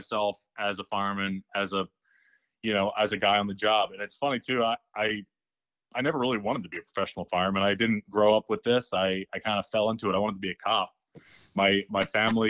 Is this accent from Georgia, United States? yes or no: no; outside of Baltimore, Maryland, United States; moved away as an adult; also born or lived in Frederick, Maryland; now in Philadelphia, United States; I grew up outside of Baltimore